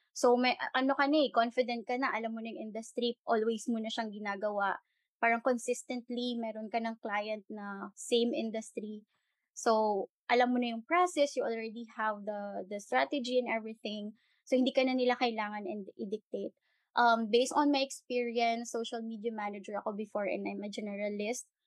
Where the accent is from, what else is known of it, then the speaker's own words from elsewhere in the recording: Bacolod, Western Visayas, Philippines; first language Hiligaynon; Tagalog is a second language; I'm from Bacolod. I'm Ilongga.